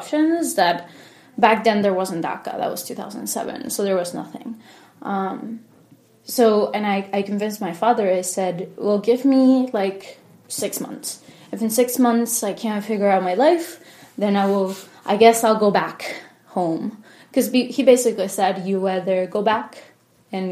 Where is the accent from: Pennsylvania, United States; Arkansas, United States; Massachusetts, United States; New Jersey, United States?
Pennsylvania, United States; Harrisburg; also born or lived in Miami, Florida; now in Lancaster, United States; I grew up in Harrisburg. That's initially where I went to school, went to middle school, high school there